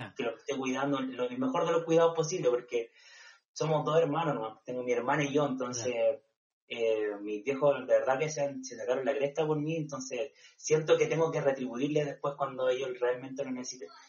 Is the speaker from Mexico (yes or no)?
no; Chile; yo soy del Tao, de la playa, entonces eh, vivía en una comunidad donde llegaba gente solamente en el verano